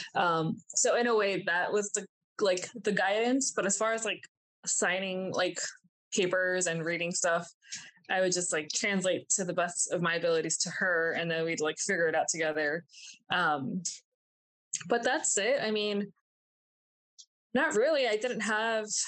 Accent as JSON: {"language": "English", "region": "New Jersey", "country": "United States", "tie": "born or raised there", "also_born_or_lived": "Miami, Florida / Colombia", "said": "my mom and I moved to New Jersey"}